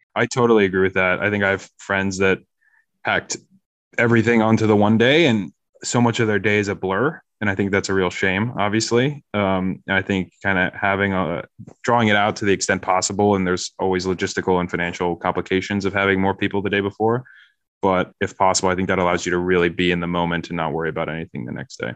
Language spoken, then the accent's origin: English; Harrisburg, Pennsylvania, United States; moved away as an adult; also born or lived in New York City / Chicago; I grew up in Harrisburg, Pennsylvania.